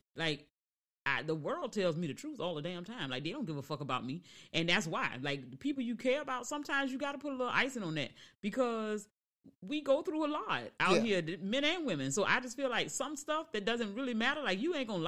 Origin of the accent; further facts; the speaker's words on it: Savannah, Georgia, United States; I'm from Savannah, Georgia